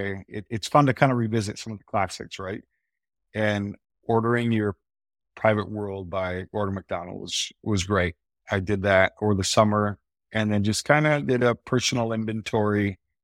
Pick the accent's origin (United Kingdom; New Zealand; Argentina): Argentina; also born or lived in Wisconsin, United States; So as a missionary kid, you know, I was born in Wisconsin. And then my parents felt the call to go down to Argentina as missionaries.